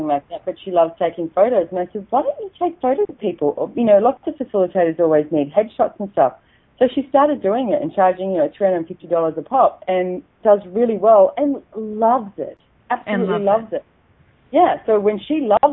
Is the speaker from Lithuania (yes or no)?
no; Australia; accent: Aussie; my Aussie accent